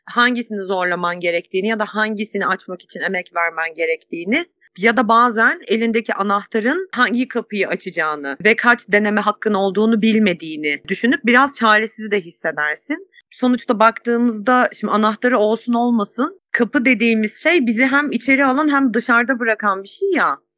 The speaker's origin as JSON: {"language": "Turkish", "region": "Kütahya", "country": "Turkey", "tie": "born or raised there", "said": "Benim memleketimde, Kütahya'da"}